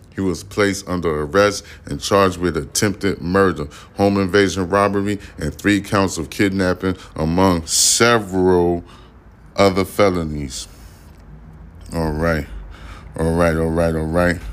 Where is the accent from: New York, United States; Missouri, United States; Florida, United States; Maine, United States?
New York, United States; I'm from New York